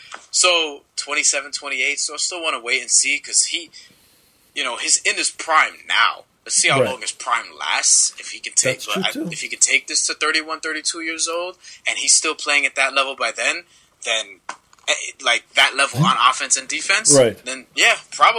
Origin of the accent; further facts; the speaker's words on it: New York City, New York, United States; remember, I'm from New York. Yeah, we grew up playing in the playgrounds. We don't call fouls here.